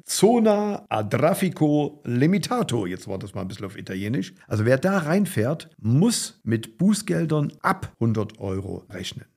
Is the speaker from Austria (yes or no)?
no; Germany; bei uns in Deutschland